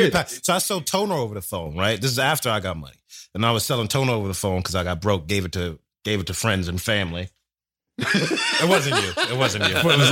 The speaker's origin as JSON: {"language": "English", "town": "New York City", "region": "New York", "country": "United States", "tie": "born or raised there", "said": "I'm from Brooklyn."}